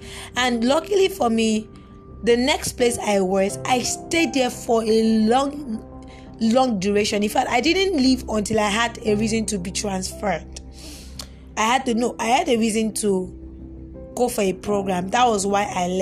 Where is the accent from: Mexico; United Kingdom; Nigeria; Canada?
Nigeria; I am in Nigerian